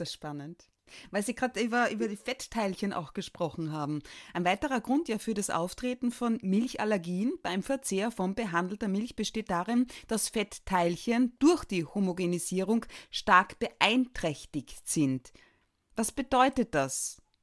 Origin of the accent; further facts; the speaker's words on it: Carinthia, Austria; moved away; als gebürtige Kärntnerin